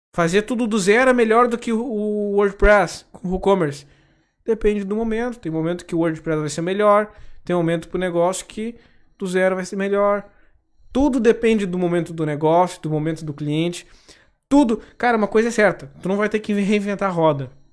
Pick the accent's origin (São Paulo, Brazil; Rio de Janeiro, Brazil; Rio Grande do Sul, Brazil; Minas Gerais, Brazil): Rio Grande do Sul, Brazil; Gaúcho; Se vocês não repara no tu, tá? Que eu sou gaúcho